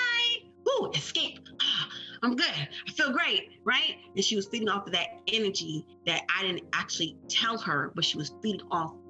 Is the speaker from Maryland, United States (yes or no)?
yes; Maryland, United States; I am born and raised in Maryland